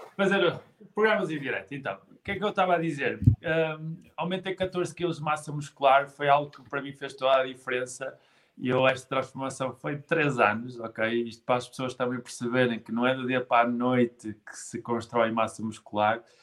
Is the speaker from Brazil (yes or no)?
no; Guimarães, Norte, Portugal; eu sou de Guimarães